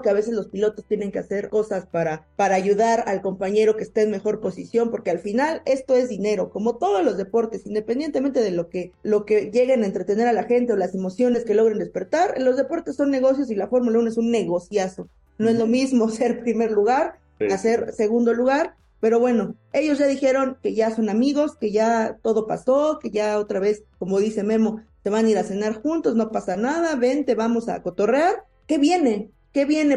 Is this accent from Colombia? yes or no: no; Mexico; cómo somos los mexicanos